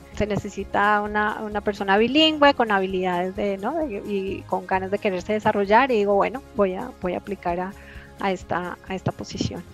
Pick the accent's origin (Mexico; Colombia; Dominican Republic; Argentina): Colombia; como colombianos